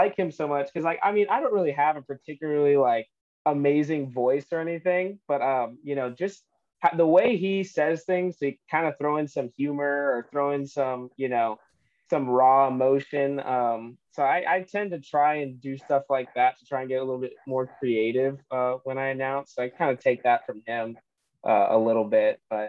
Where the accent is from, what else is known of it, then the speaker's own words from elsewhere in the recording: Southern California, United States; growing up in SoCal